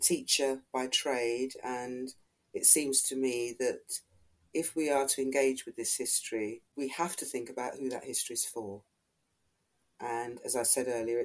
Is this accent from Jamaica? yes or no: no; Ghana; now in United Kingdom; I'm not of Caribbean origin, I'm Ghanaian